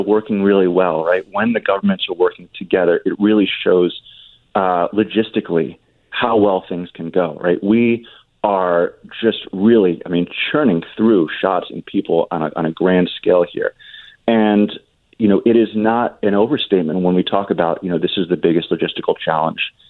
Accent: New Jersey, United States; In New Jersey, my home state

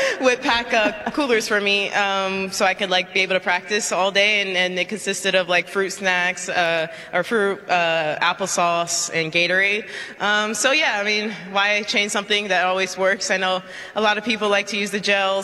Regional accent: South Florida, United States; I'm from South Florida, so I'm used to the heat

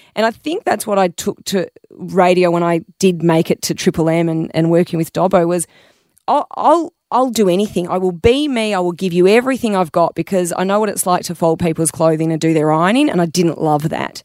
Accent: Melbourne, Victoria, Australia; I grew up in Melbourne

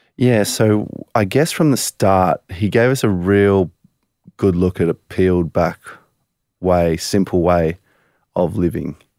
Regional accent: Culburra Beach, New South Wales, Australia; We grew up in Coolbarra Beach.

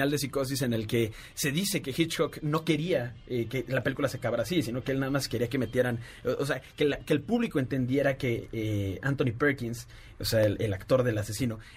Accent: Puebla, Mexico; nosotros que venimos del Centro de Capacitación de Puebla. saludote a toda mi gente camotera de Puebla, los queremos muchísimo.

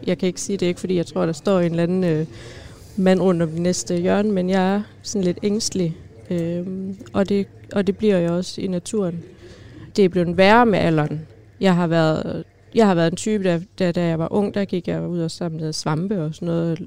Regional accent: Skive, Central Denmark Region, Denmark; now in Aarhus, Denmark; jeg kommer fra Skive af

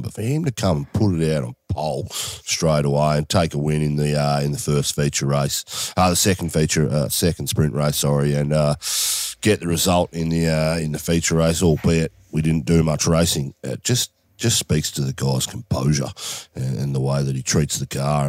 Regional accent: Australia; as an Australian

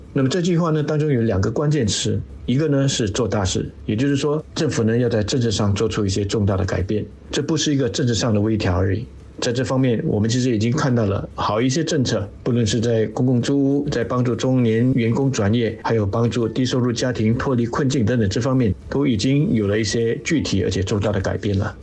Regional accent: Singapore; 我们新加坡人的共同愿景

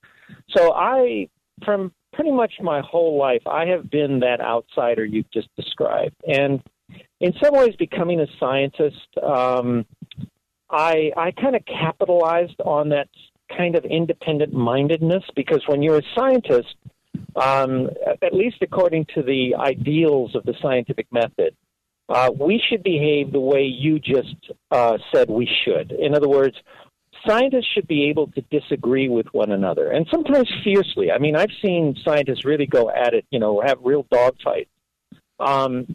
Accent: Los Angeles, California, United States; When I was a kid growing up in Los Angeles

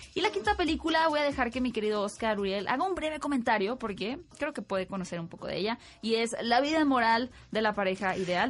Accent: Sonora, Mexico; de Sonora, mi tierra natal

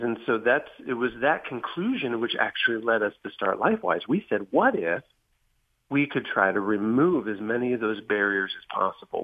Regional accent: Van Wert, Ohio, United States; moved away; also born or lived in Columbus suburb, Ohio; Van Wert, Ohio, my hometown

